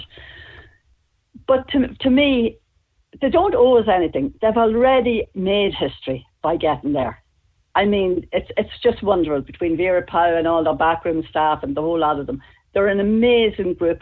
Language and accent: English; Dundalk, County Louth, Ireland; it's poor now in my hometown at this moment in time